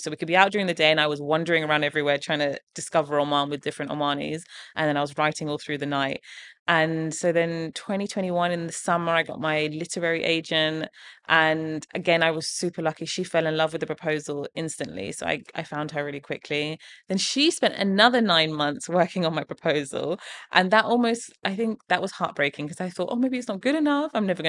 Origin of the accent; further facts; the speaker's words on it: England, United Kingdom; even some of the recipes that I have from growing up in England are in there.